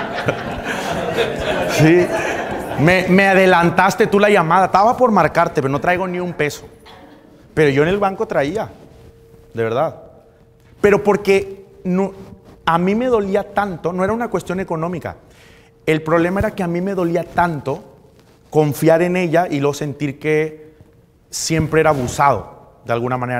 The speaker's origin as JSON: {"language": "Spanish", "town": "Monterrey", "region": "Nuevo León", "country": "Mexico", "moved": "as an adult", "lives_now": "Cancún, Mexico", "said": "Yo soy de Monterrey"}